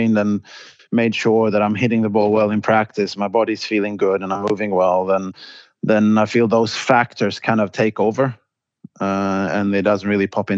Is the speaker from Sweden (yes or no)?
yes; Båstad, Skåne, Sweden; moved away as an adult; also born or lived in Stockholm / London; I grew up in Båstad